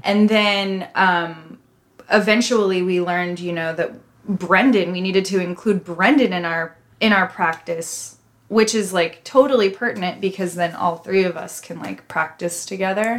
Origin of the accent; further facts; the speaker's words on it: Midwest, United States; I'm from the Midwest